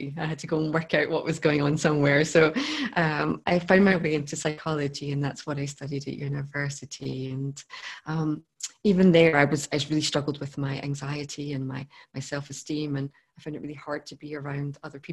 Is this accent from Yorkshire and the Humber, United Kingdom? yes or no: no; Scotland, United Kingdom; I grew up in Scotland